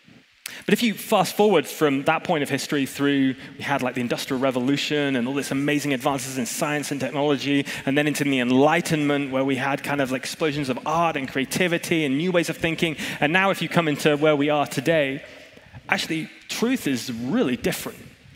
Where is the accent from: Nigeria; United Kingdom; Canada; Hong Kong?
Hong Kong; I grew up in Hong Kong like Tom did, and Jacinta and some of the rest of you. I don't know why we have a big Hong Kong lick, but we do.